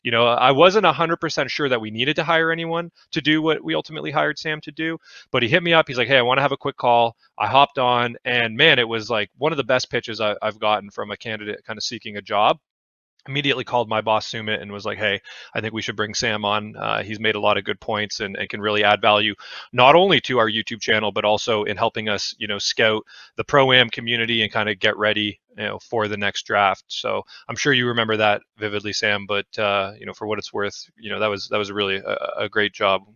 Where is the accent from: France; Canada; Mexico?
Canada; So I'm Canadian, so that's a big deal, being able to work for a Canadian team.